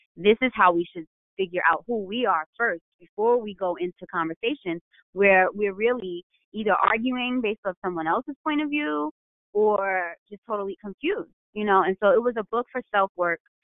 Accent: New York, United States; I'm from New York

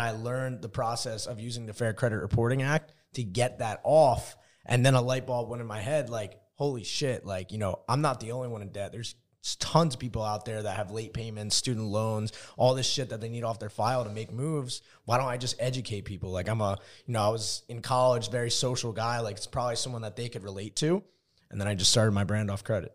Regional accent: New Jersey, United States; moved away as an adult; also born or lived in Arizona; I'm from New Jersey

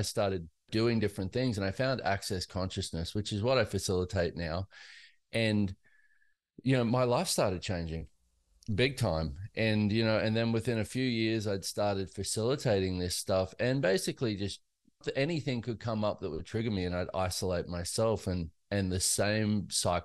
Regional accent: Australia; now in United States; I grew up in Australia and in a very lower class kind of situation

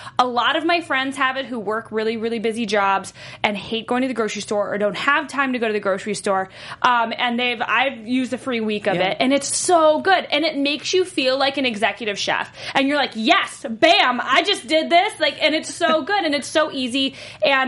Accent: North Carolina, United States; I'm from North Carolina

